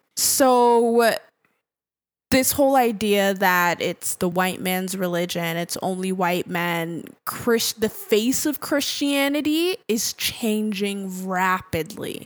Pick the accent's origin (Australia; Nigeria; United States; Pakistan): Nigeria; as an African, um, as a Nigerian